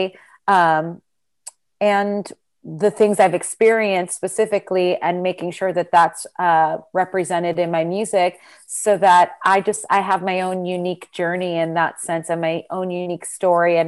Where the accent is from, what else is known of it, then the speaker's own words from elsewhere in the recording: Freehold, New Jersey, United States; moved away as an adult; also born or lived in Brooklyn, New York; now in New York City, United States; I grew up in Freehold, New Jersey